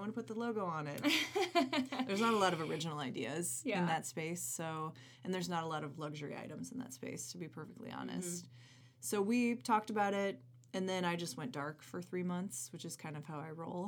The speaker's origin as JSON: {"language": "English", "town": "St. Louis", "region": "Missouri", "country": "United States", "tie": "born or raised there", "moved": "yes", "said": "I grew up in St. Louis"}